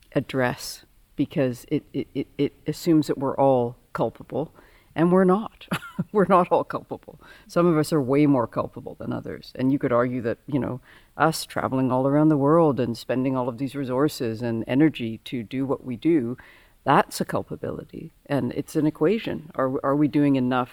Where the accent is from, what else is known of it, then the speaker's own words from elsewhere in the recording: Victoria, British Columbia, Canada; I grew up in Victoria, and so I'm from the west coast